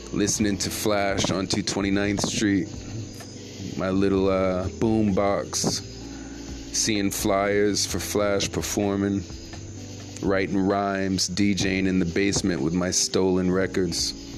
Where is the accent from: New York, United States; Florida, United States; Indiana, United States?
New York, United States; New York City; moved away; also born or lived in Jamaica / Toms River, New Jersey; I'm from Brooklyn. I'm from Brooklyn, guys. from Brooklyn, NYC. I'm from New York where this hip hop thing started